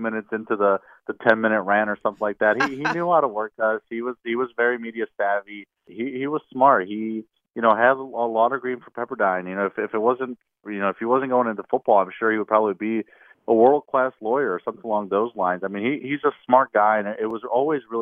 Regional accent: Indiana, United States; now in Mississippi, United States; I'm originally from Indiana

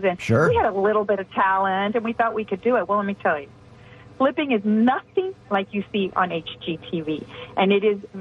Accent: Houston, Texas, United States; also born or lived in San Luis Potosí, Mexico; When I was a small child, I grew up in Houston, Texas, in Spring Branch

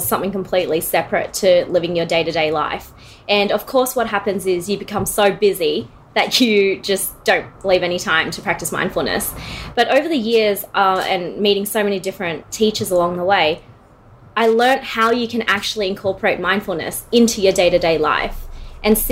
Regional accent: Sydney, New South Wales, Australia; moved away as an adult; now in Melbourne, Australia; Born and raised in Sydney, moved down to Melbourne, beautiful city, 4 years ago.

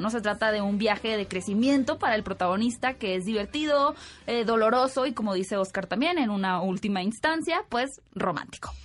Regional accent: Sonora, Mexico; de Sonora, mi tierra natal

